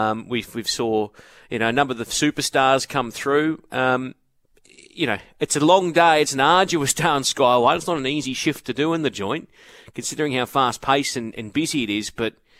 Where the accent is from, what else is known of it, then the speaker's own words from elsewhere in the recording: Brisbane, Queensland, Australia; I remember growing up in Brisbane